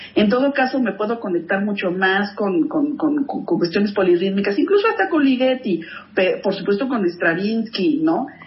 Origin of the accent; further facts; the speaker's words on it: Mexico; yo la verdad es que crecí en México, comí tortilla, como chile